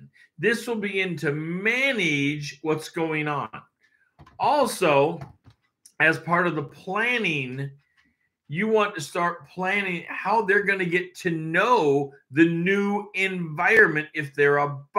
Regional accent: Tri-Cities, Washington, United States; also born or lived in Everett; Tri-Cities where I was from 0 to 5. So, you know, but I wasn't born there. I shouldn't say zero, because I was born in Everett, Washington, right away moving over to the Tri-Cities. So, moved a lot.

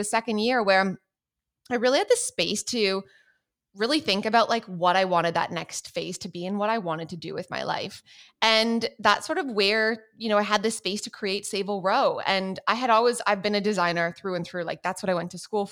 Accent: Canada; moved away as an adult; also born or lived in Paris; I grew up in Canada. I'm not Australian.

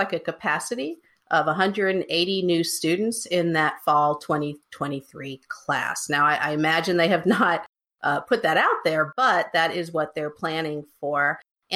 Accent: North Carolina, United States; moved away; also born or lived in Virginia; North Carolina is my home state. I mean, other than Virginia, my whole family is in North Carolina

